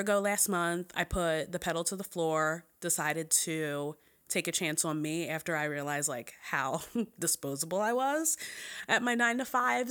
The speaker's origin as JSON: {"language": "English", "town": "Philadelphia", "region": "Pennsylvania", "country": "United States", "said": "I am from Philly"}